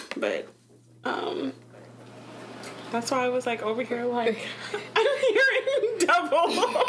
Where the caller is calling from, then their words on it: Detroit, Michigan, United States; I'm calling from Detroit.